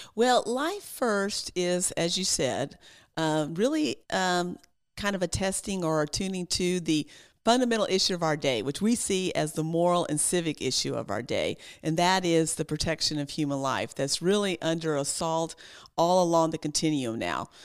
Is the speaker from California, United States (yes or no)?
no; Texas, United States; as a Texan, when I was growing up in high school